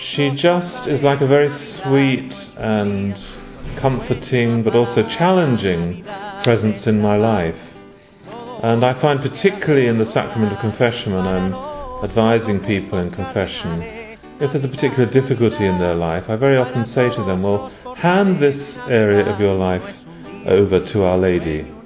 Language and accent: English; London, United Kingdom; I'm from London in England